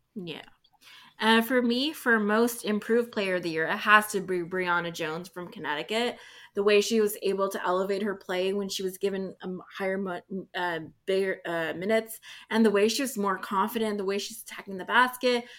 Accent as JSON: {"language": "English", "country": "Canada", "said": "I'm Canadian"}